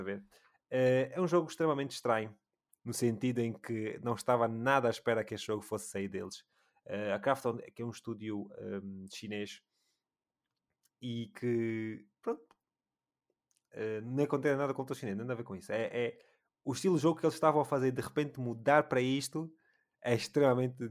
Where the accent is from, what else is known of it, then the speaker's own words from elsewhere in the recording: Luanda, Luanda Province, Angola; eu sou de Luanda